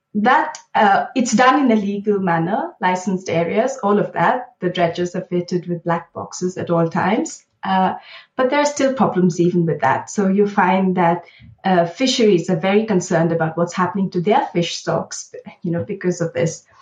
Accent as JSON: {"language": "English", "town": "Bangalore", "region": "Karnataka", "country": "India", "tie": "born or raised there", "moved": "as an adult", "lives_now": "London, United Kingdom", "said": "I grew up in Bangalore in India"}